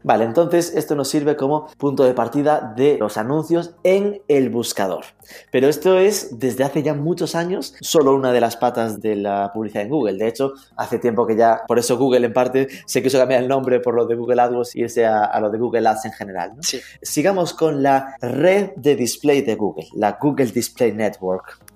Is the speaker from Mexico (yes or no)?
no; Galicia, Spain; soy gallego y además gaiteiro